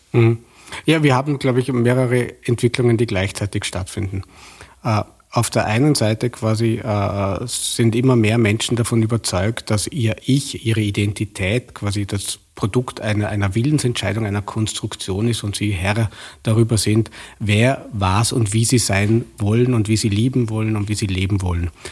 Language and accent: German; Vorarlberg, Austria; Vorarlberger, der im bekannt liberalen Vorarlberg auch in den 70er Jahren aufgewachsen bin